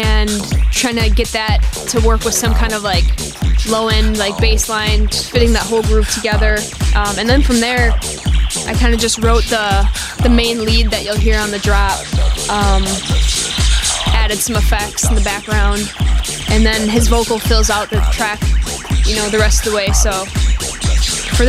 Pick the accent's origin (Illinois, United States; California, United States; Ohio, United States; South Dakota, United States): Illinois, United States; Spring Grove; moved away as an adult; also born or lived in Chicago; now in Los Angeles, United States; I grew up in Spring Grove, Illinois, actually, so it's, like, north, right by the border of Wisconsin